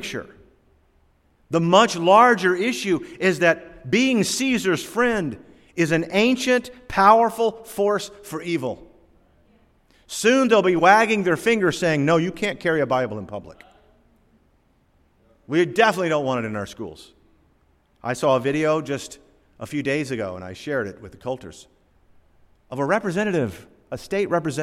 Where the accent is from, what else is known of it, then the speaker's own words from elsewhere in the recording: Norfolk, Virginia, United States; I was born down here in Norfolk, Virginia in 1958.